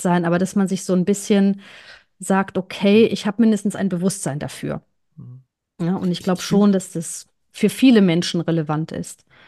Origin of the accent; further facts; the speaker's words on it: Cologne, North Rhine-Westphalia, Germany; Ich bin Kölnerin